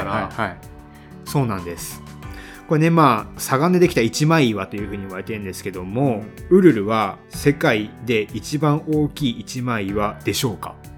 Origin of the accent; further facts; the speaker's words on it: Hiroshima, Japan; 僕が広島県出身ということで